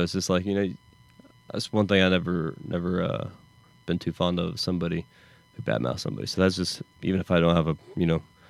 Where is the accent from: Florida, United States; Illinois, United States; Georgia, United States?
Georgia, United States; Augusta; also born or lived in Los Angeles; Originally from Augusta, Georgia.